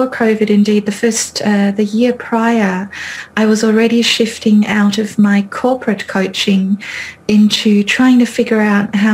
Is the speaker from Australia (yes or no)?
yes; Australia; first language German; English is a second language; moved away as an adult; now in Bath, United Kingdom; I'm Australian by birth